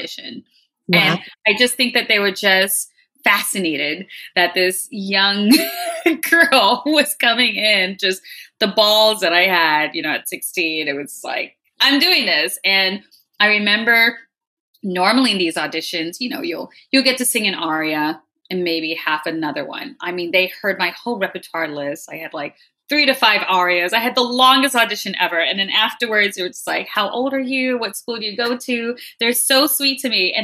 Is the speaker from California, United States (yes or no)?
no; New York City, New York, United States; I'm born and raised in New York, so I was going to school in New York